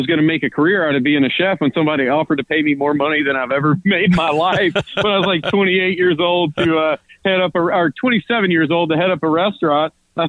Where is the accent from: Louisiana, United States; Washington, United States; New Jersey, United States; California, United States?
Louisiana, United States; But, you know, where we're from, it's more agrarian. So we're really in hunter and sportsman's paradise is where our area of Louisiana is call